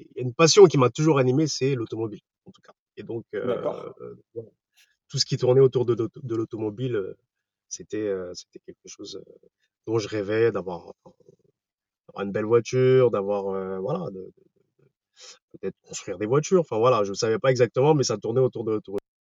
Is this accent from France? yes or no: yes; Paris region, Val-d'Oise, Île-de-France, France; Je viens de la région parisienne, dans le 95